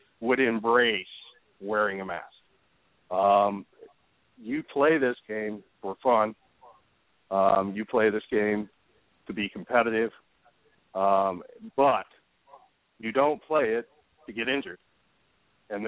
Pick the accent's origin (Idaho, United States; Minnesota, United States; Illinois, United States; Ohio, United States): Ohio, United States; I grew up in Ohio